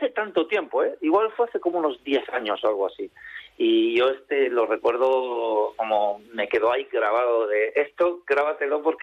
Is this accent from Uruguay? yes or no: no; Santander, Cantabria, Spain; moved away; bueno, yo que soy un cántabro hace tiempo emigrado o exiliado por razones familiares, porque mi familia se tuvo que mudar de, Santander por temas de salud. Eh, siempre he mantenido el vínculo con la tierruca